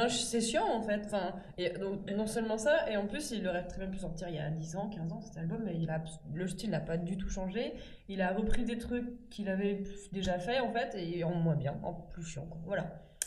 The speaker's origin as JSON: {"language": "French", "country": "France", "said": "on est français"}